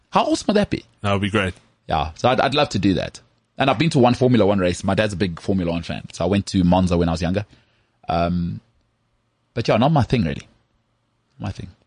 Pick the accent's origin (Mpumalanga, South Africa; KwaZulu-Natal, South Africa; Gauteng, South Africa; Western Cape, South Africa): Gauteng, South Africa; Krugersdorp; So I'm also from Krugersdorp.